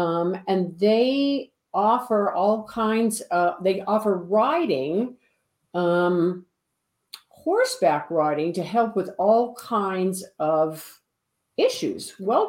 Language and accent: English; Webster, Massachusetts, United States; moved away as an adult; I spent a large part of my childhood growing up in Webster, Massachusetts